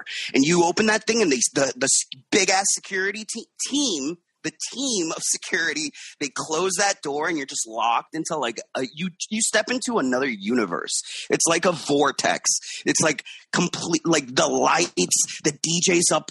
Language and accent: English; Miami, Florida, United States; now in New York, United States; I'm from Miami, and okay. my parents had a Quiznos back in Miami